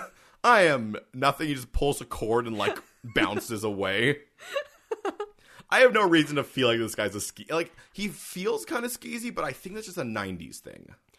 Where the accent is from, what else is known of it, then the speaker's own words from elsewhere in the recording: Canada; we're also Canadian